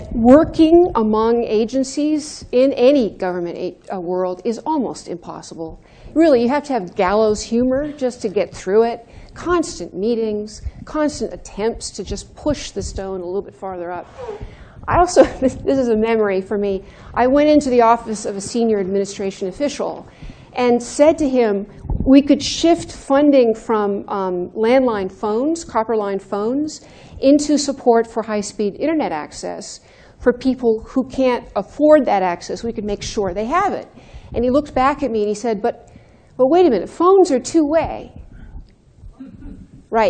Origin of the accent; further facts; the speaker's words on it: Santa Monica, California, United States; I'm from Santa Monica, California